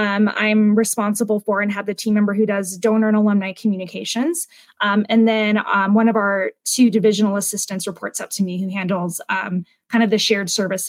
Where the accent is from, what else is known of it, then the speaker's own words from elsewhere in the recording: Hawaii, United States; I came to UNC from Hawaii on the Western Undergraduate Exchange Program.